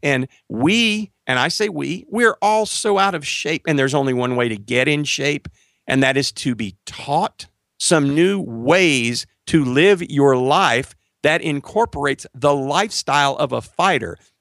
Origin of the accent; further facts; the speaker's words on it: Marshall, Texas, United States; I moved back to my hometown of Marshall, Texas.